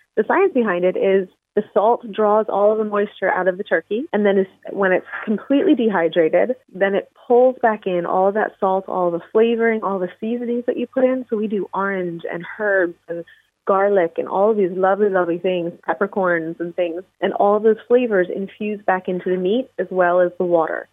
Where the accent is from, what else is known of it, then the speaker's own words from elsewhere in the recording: Philadelphia, Pennsylvania, United States; also born or lived in Missouri; I'm from Philadelphia on the East Coast